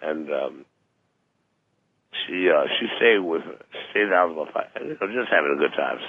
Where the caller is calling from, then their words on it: Los Angeles, California, United States; It's from Los Angeles.